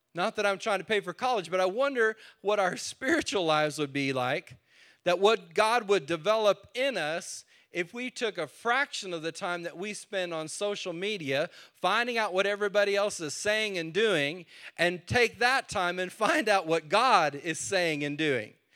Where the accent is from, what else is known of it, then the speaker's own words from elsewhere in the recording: New Mexico, United States; now in Texas, United States; I was born in New Mexico.